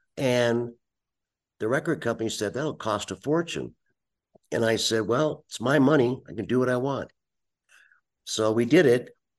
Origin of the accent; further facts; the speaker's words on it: United States; as an American